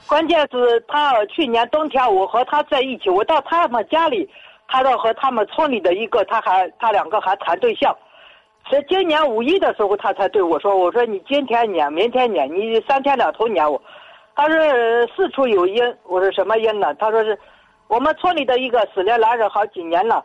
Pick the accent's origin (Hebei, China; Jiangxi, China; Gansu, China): Gansu, China; Tianshui; moved away; 我是甘肃人，嗯。甘肃天水的一个退休官人